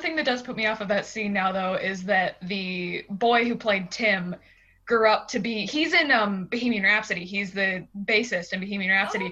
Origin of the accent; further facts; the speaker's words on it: Pittsburgh, Pennsylvania, United States; I'm from Pittsburgh in Pennsylvania